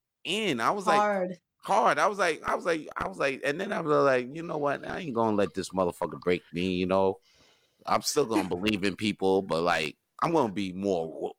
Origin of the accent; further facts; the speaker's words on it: New York, United States; Because I'm from New York.